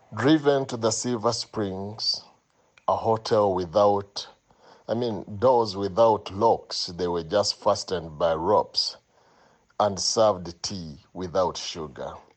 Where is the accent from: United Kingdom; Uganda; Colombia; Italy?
Uganda; Jinja, Eastern Region; I'm from Jinja, Uganda.